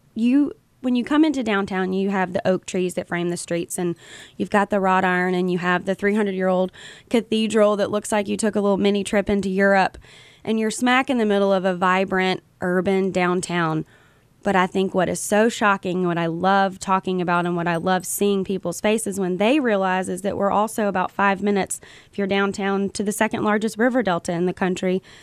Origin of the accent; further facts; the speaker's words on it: Mobile, Alabama, United States; I'm born and raised in Mobile. This is my hometown